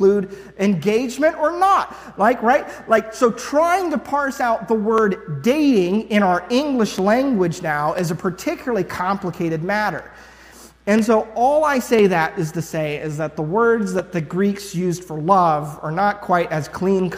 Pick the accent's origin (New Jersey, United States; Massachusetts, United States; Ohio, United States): Ohio, United States; I'm from Ohio. I don't know if it's just because I'm from Ohio or the area I'm from